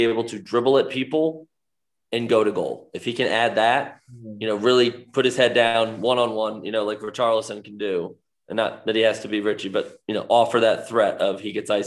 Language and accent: English; United States; as an American